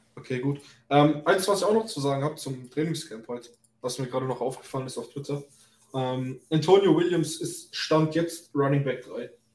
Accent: Germany; bei uns in Deutschland

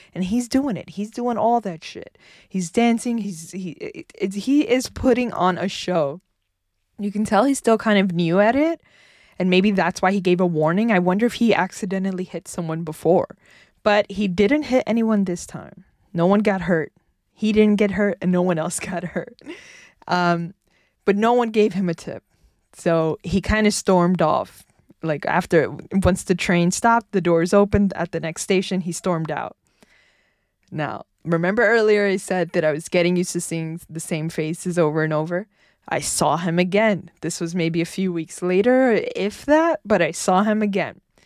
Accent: New York City, New York, United States; also born or lived in Bronx, New York; I was born and raised in Manhattan

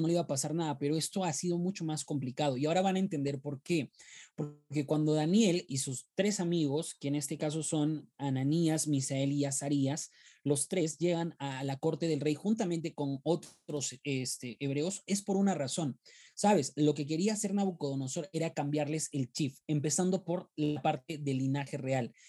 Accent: Peru; soy de Perú

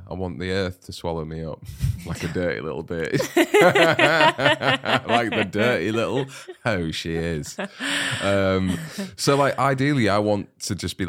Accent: Bridlington, Yorkshire and the Humber, United Kingdom; And you can say that because I grew up in Brid.

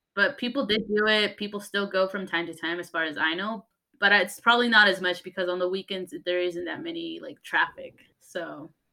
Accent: Utah, United States; I was born and raised in Utah

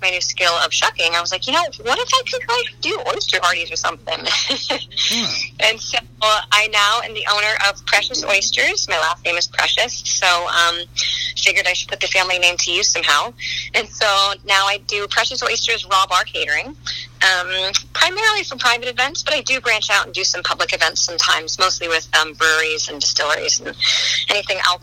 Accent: Westport, Connecticut, United States; also born or lived in New York City; I grew up in Westport, Connecticut

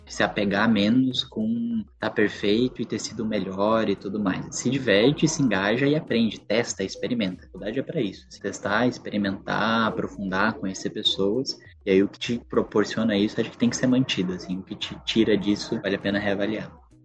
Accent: a town near Curitiba, Paraná, Brazil; Eu sou paranaense, é de uma cidade pertinho de Curitiba.

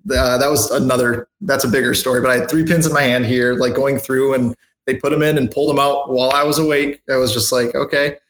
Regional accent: Michigan, United States; moved away as an adult; now in South Carolina, United States; I'm from Michigan originally.

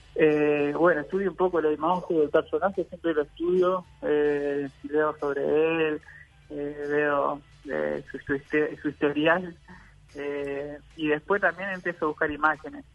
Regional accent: Salto, Uruguay; soy del departamento de Salto

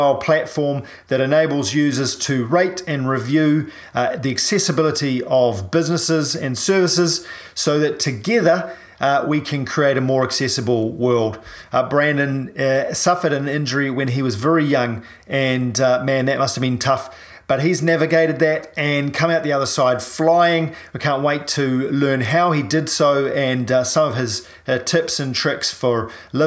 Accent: New Zealand; a paraplegic from New Zealand

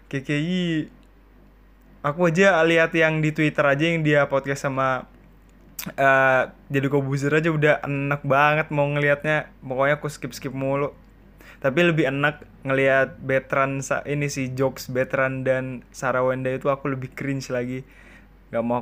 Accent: Surakarta, Central Java, Indonesia; accent: Solo; tapi aku coba bilang yang oh enggak pak uh, aku dari Solo aku bilang kayak gitu oh ala gitu mas soalnya kelihatan dari logat-logatnya sampai ini kayak logat-logat dari Solo

